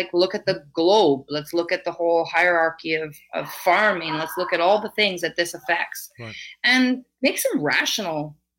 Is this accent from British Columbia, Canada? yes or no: yes; Vancouver, British Columbia, Canada; British Columbia. I'm from Vancouver and Vancouver Island